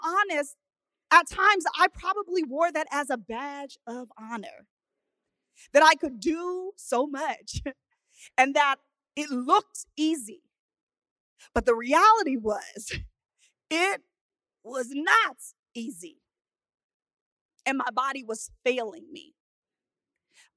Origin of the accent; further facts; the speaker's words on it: Oceanside, California, United States; grew up in Oceanside, California, known for its piers, its beaches